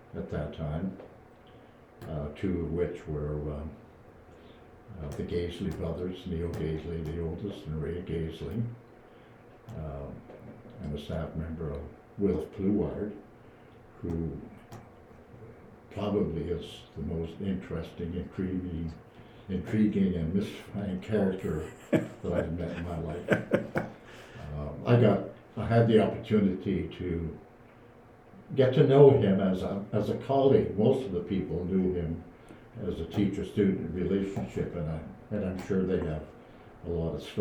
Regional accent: Sudbury, Ontario, Canada; moved away as an adult; also born or lived in Windsor, Ontario; now in Kingston, Canada; I was born and raised in Sudbury, Ontario

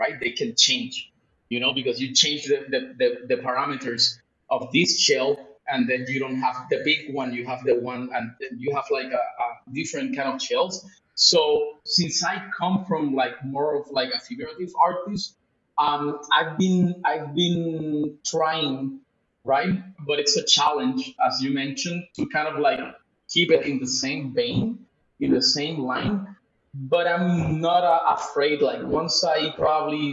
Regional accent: Puerto Rico; also born or lived in Mexico City, Mexico / Tulum, Mexico; now in Lisbon, Portugal; I was raised in the Caribbean, in Puerto Rico.

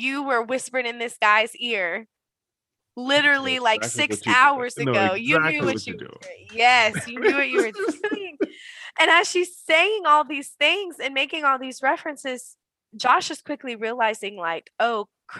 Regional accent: the South, United States; growing up in the South, we are taught as women that part of this Southern Belle

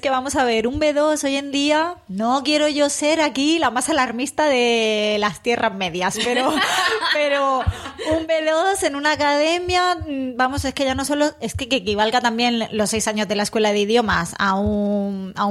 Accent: Spain; Es que no somos bilingües, es que por más que queramos no somos, somos españoles

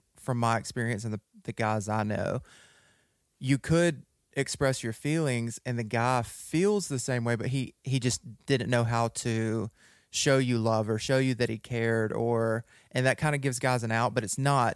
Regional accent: West Monroe, Louisiana, United States; We were both born and raised in West Monroe, Louisiana

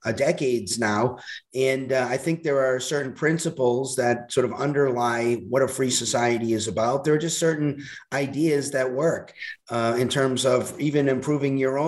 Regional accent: Boston, Massachusetts, United States; moved away as an adult; also born or lived in Hawaii; now in Arizona, United States; I'm originally from Boston

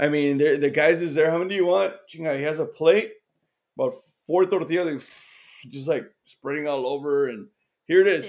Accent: Laredo, Texas, United States; me and George, we're from Laredo

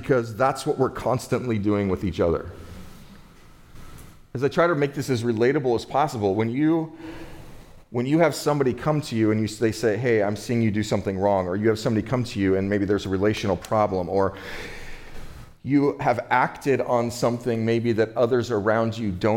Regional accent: United States; growing up in the United States of America as a human being, a male

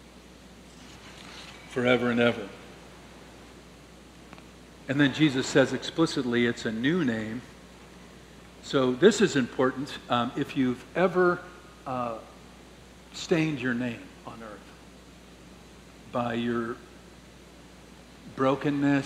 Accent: St. Louis, Missouri, United States; When I grew up in St. Louis

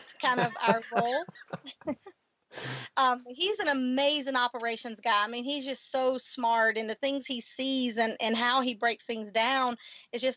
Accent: the South, United States; accent: Southern; now in El Paso, United States; that little Army gal coming out with that leadership plus that Southern heritage.

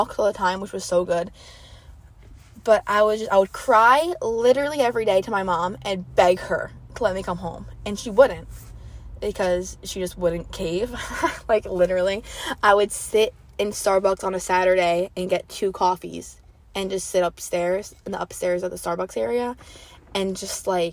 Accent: Wantagh, New York, United States; moved away as an adult; now in Charleston, United States; I come from a small town, so I guess like they call my town, like, I'm from Wantagh, the Wantagh bubble

